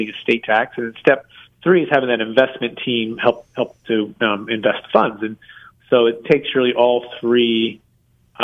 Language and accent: English; Bay Area, Northern California, United States; also born or lived in Florida; Yes, I grew up in the Bay Area, Northern California